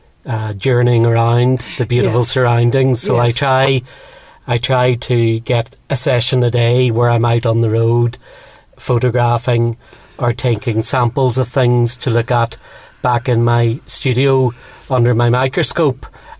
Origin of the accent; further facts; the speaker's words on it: Dublin, Leinster, Ireland; also born or lived in Belfast; now in Donaghadee, United Kingdom; I was born in Belfast and brought up for the first part of my life in Dublin, and then moved back north of Ireland to a little place called Donaghadee, which is a small seaside town with a harbour and some fishing boats.